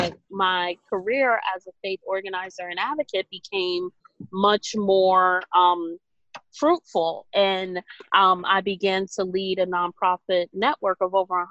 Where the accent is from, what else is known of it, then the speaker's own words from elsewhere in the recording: New York City, New York, United States; growing up in Brooklyn